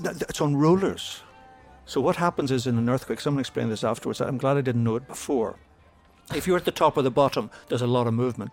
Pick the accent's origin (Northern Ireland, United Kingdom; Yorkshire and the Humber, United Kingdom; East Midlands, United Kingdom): Northern Ireland, United Kingdom; Belfast; moved away as an adult; also born or lived in London; I came from Belfast where we just, we had the, the conflict and everything